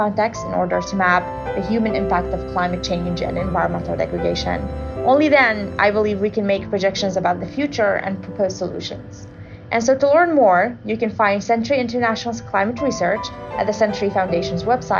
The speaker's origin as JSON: {"language": "English", "country": "Iraq", "tie": "born or raised there", "said": "So I grew up in Iraq"}